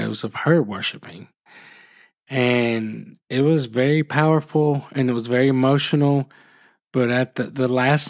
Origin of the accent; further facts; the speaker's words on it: Phenix City, Alabama, United States; moved away as an adult; also born or lived in Birmingham; now in Gardendale, United States; I grew up in Phenix City